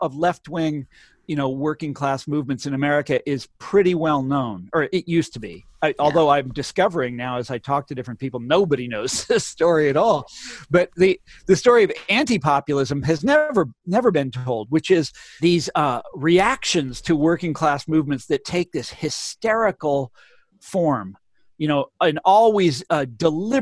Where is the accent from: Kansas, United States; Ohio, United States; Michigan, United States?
Kansas, United States; Kansas City; I'm speaking to you from Kansas, from the house I grew up in Kansas City